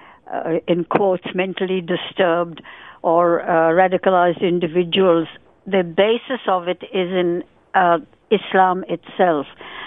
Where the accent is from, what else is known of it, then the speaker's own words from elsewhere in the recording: India; moved away as an adult; now in Australia; I was born in India, pre-partition India, and during my 23 years that I lived in India